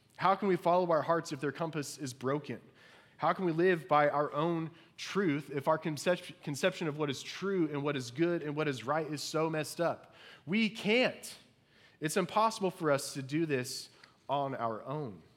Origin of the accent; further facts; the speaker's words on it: Indiana, United States; growing up in Indiana